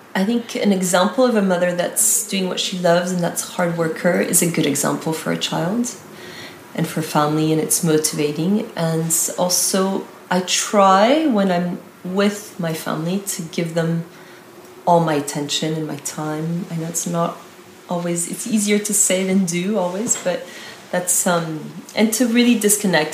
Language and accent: English; United States; also born or lived in Italy / France; now in Paris, France; I've lived in America, I was brought up in America and lived many years in Italy 15 years.